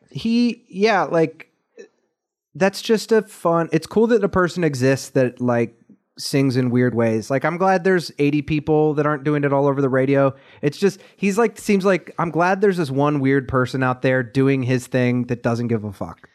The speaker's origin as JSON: {"language": "English", "town": "Columbus", "region": "Ohio", "country": "United States", "tie": "born or raised there", "said": "my hometown"}